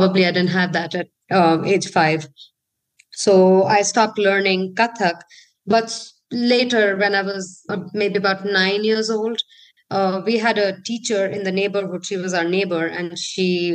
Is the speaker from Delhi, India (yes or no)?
yes; New Delhi, Delhi, India; moved away as an adult; also born or lived in Australia; now in Santa Fe, United States; I was born in New Delhi, India. That's where I grew up.